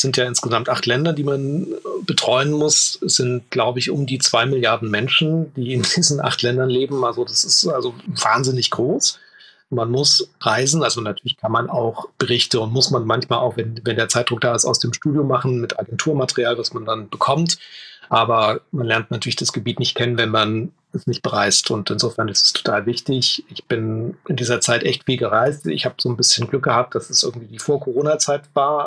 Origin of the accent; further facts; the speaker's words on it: Leipzig, Saxony, Germany; ich komme eigentlich aus Leipzig.